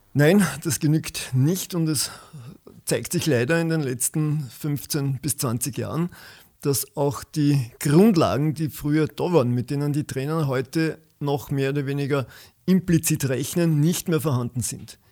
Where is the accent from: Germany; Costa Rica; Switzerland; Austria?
Austria; Waldviertel, near Gmünd, Lower Austria; moved away as an adult; also born or lived in Vienna; Ich komme aus dem Waldviertel, genauer gesagt aus der Gegend von Gmünd